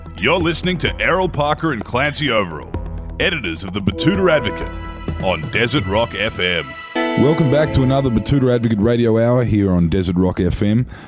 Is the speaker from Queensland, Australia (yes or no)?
yes; Queensland, Australia; we are uh, Queenslanders